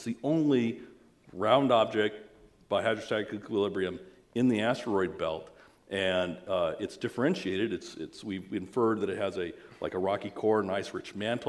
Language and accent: English; the West, United States; I'm from the West.